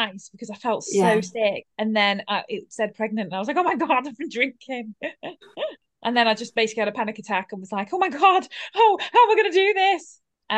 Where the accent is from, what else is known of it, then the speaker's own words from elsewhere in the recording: United Kingdom; I'm a Brit